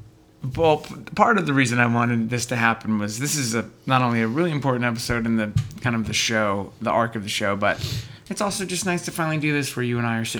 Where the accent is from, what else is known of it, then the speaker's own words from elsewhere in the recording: San Diego, California, United States; I'm from San Diego because my grandfather moved to San Diego to take a job with the Chargers.